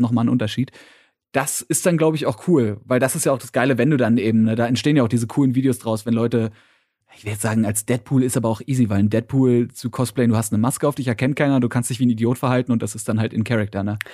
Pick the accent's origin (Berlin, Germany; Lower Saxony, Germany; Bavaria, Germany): Berlin, Germany; als Berliner